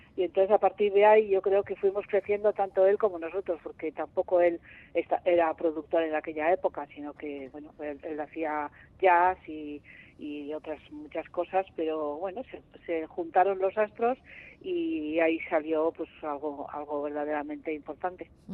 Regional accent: Madrid, Community of Madrid, Spain; yo soy de Madrid

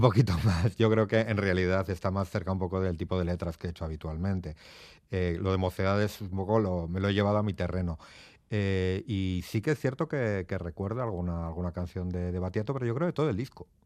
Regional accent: Portugalete, Basque Country, Spain; moved away as an adult; also born or lived in Barakaldo; now in Madrid, Spain; nací en Baracaldo como todos los de aquí, en Cruces, pero soy de Portugalete

